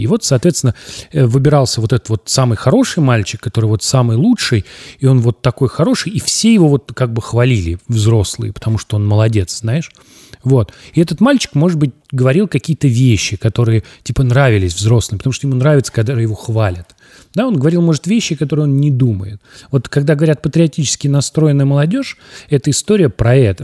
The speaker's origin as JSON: {"language": "Russian", "town": "Tambov", "region": "Tambov Oblast", "country": "Russia", "tie": "born or raised there", "moved": "yes"}